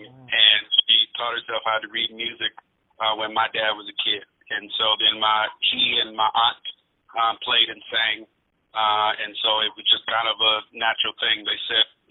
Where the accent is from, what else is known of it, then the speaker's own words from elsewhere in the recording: Washington, District of Columbia, United States; also born or lived in Battle Creek, Michigan, United States; when I was a little kid, my mother, she just believed in my talent, and she moved to D.C.